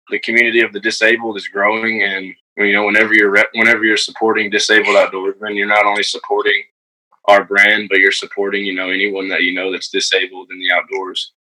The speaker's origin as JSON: {"language": "English", "region": "Texas", "country": "United States", "tie": "born or raised there", "also_born_or_lived": "San Antonio, Texas / Medina, Texas", "said": "I was born in San Antonio, Texas."}